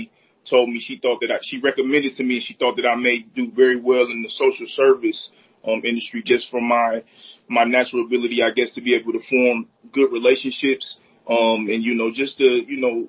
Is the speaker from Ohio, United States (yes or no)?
yes; Akron, Ohio, United States; also born or lived in Copley, Ohio; I'm born and raised here in Akron, Ohio